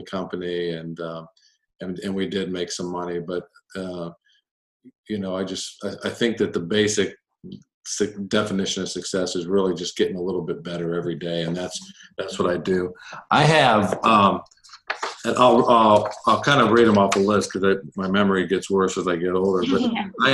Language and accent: English; United States; I grew up just outside of Washington, D.C., in a very military neighborhood